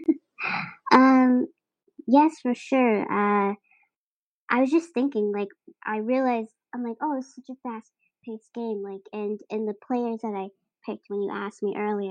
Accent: Boston, Massachusetts, United States; a New England sports fan growing up in Dorchester

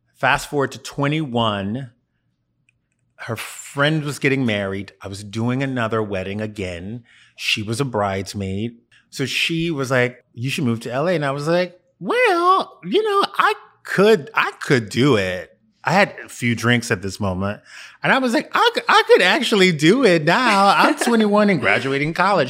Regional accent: Louisiana, United States; I grew up in Louisiana

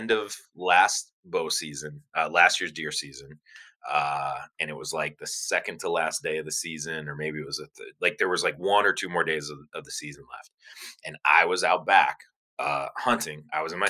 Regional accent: Cleveland, Ohio, United States; I was born and raised in Cleveland, Ohio

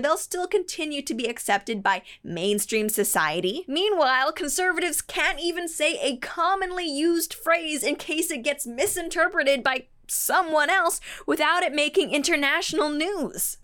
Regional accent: Canada; As a Canadian

